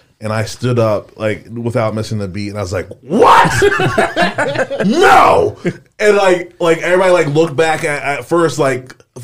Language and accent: English; United States; also born or lived in Haiti; I was adopted from Haiti